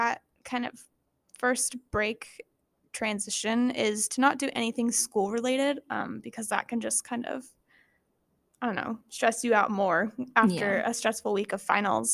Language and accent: English; Rogue Valley, Oregon, United States; I'm from the Rogue Valley, so there's lots of like places to go and hike and stuff